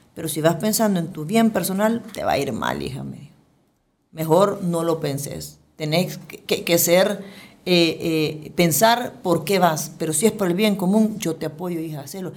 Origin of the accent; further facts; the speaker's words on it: El Salvador; como ciudadanos, como salvadoreños, como funcionarios